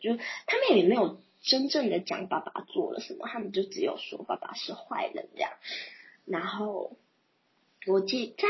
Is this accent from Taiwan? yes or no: yes; Banqiao, New Taipei, Taiwan; also born or lived in Kaohsiung; 因为外婆家在板桥，